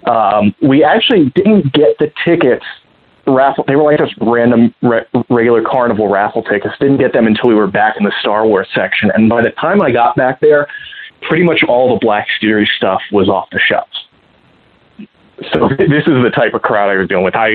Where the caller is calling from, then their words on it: Columbus, Ohio, United States; from Columbus, Ohio, snuggling with a giant porg.